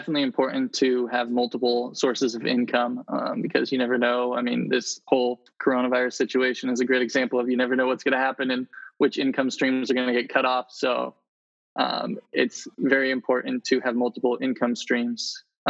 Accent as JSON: {"language": "English", "country": "Indonesia", "tie": "born or raised there", "also_born_or_lived": "Philippines", "said": "I was born in Indonesia and grew up there and in the Philippines."}